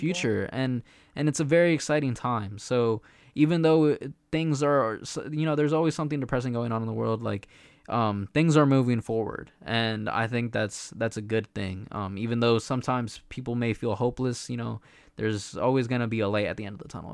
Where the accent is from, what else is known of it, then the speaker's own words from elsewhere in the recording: El Salvador; we're from El Salvador, so we're very proud